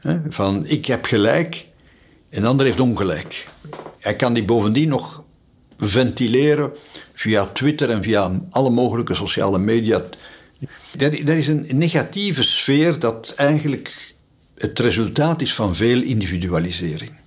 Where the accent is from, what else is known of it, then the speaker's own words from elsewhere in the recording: Sint-Stevens-Woluwe, Flanders, Belgium; Ik ben nog opgegroeid in Sint-Stevens-Woluwe